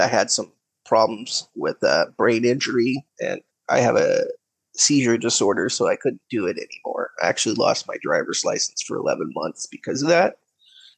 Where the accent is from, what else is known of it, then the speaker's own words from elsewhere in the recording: California, United States; I'm from California. I live near the Capitol. I've lived here in this house for about 5 years, but I've lived in California for most of my life.